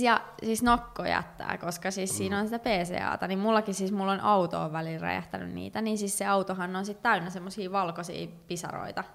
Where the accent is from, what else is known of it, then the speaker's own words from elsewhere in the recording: Finland; also born or lived in Chicago, United States / Washington DC, United States; mä oon suomalainen